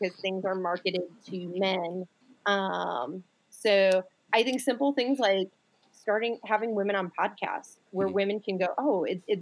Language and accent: English; Buffalo, New York, United States; moved away; also born or lived in Rochester, New York; I was born and raised in Buffalo and Rochester, New York